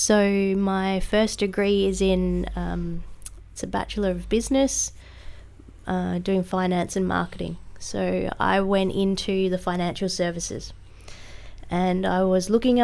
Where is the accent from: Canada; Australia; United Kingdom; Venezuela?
Australia; Tasmania; I grew up in Tassie